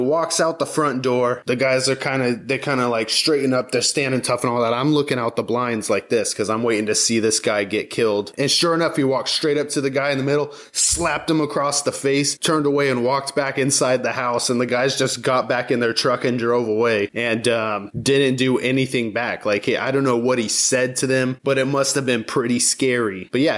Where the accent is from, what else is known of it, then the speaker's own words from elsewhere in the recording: Georgia, United States; And I call it my hometown, but I lived all over the world when I was growing up. But the place that I spent the most time in my teen years, I call my hometown. It's a town in Georgia.